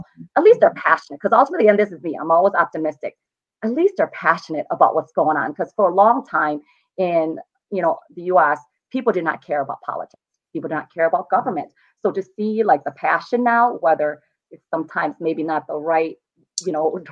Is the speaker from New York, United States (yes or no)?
no; Joliet, Illinois, United States; I live in Joliet. I didn't really stray far from it. This is my hometown